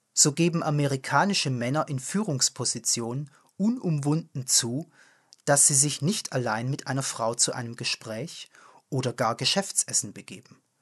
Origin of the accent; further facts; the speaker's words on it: foot of the Swabian Jura, Baden-Württemberg, Germany; In meiner Heimat, am Fuße der Schwäbischen Alb gelegen